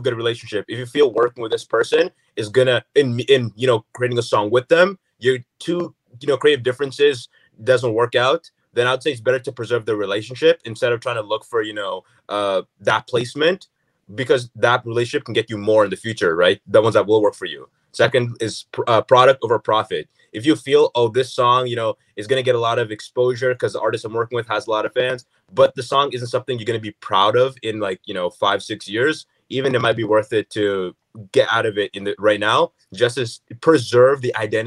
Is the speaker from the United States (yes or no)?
no; Canada; we're Canadian, and we go to the States to see family, go to the New York, but it's not like we live in the States